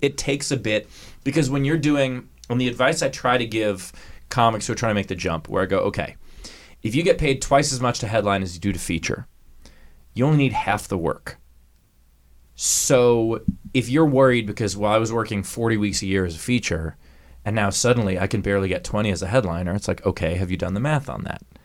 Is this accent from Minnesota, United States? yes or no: no; New York, United States; I grew up in New York also